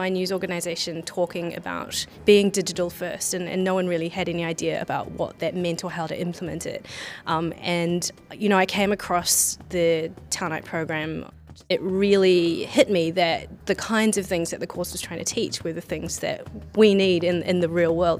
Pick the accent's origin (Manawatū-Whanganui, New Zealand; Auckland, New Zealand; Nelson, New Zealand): Auckland, New Zealand; moved away as an adult; now in New York, United States; I'm from Auckland in New Zealand.